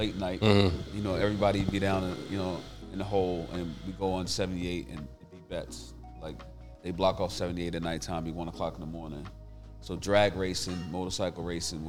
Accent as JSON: {"language": "English", "town": "Vauxhall", "region": "New Jersey", "country": "United States", "tie": "born or raised there", "said": "I'm from Jersey"}